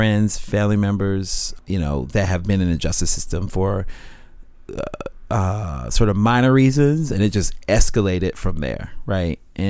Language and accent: English; Jacksonville, Florida, United States; Jacksonville, Florida.